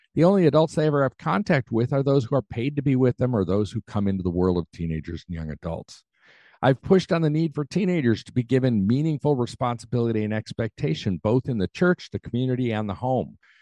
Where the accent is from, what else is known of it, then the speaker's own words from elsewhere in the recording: United States; I'm an American